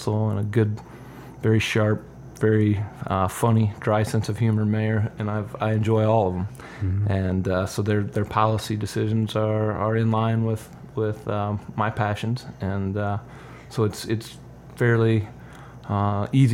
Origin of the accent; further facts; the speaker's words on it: Parkersburg, Iowa, United States; I grew up in Parkersburg